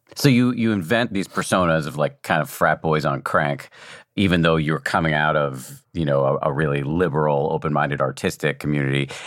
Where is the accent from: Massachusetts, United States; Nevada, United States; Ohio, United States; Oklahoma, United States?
Massachusetts, United States; Newton; I'm from Newton, which is a cushy suburb closer to Boston.